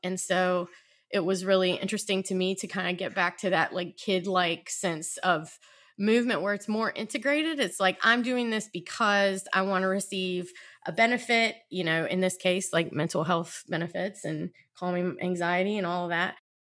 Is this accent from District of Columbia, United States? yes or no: no; South Georgia, United States; moved away as an adult; also born or lived in Virginia; now in Baltimore, United States; lived in Virginia most of my adult life and grew up in South Georgia